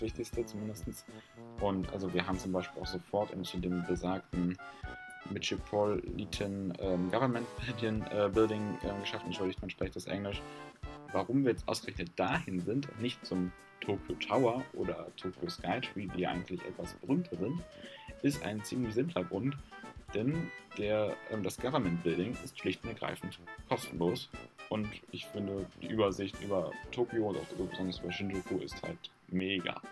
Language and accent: German; Germany; bei uns in Deutschland